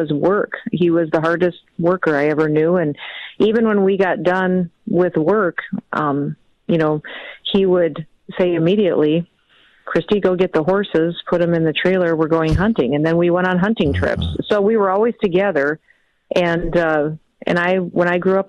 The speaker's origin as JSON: {"language": "English", "region": "South Dakota", "country": "United States", "said": "our state"}